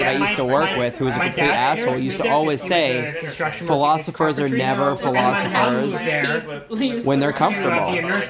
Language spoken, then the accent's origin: English; Fort Frances, Ontario, Canada; moved away; we grew up in Port Francis, Ontario.